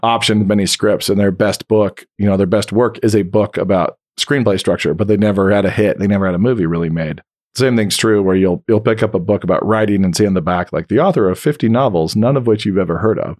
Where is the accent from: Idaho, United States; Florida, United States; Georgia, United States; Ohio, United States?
Idaho, United States; I grew up in the wheat fields of Idaho.